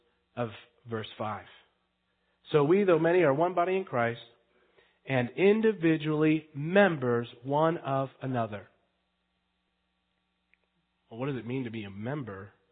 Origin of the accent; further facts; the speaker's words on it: United States; We're Western. We're American